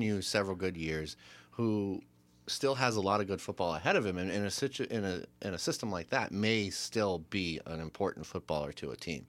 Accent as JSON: {"language": "English", "country": "United States", "said": "As an American"}